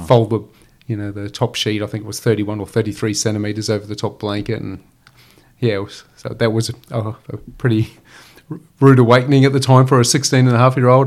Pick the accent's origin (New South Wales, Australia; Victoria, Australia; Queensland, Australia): Queensland, Australia; Gympie; born or raised there